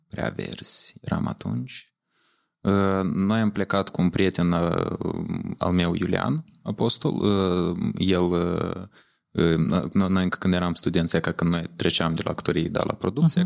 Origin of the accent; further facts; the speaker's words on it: Leova, Leova District, Moldova; moved away as an adult; also born or lived in Chișinău / Romania; Eu am învățat la Leova. Eu da. sunt originar din Leova, în orașul Leova.